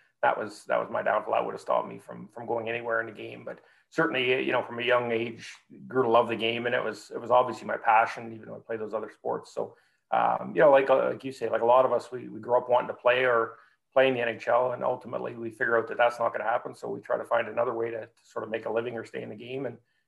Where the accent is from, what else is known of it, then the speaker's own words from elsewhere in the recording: Espanola, Ontario, Canada; I grew up in Northern Ontario, a little town called Espanola, which is about an hour away from Sudbury.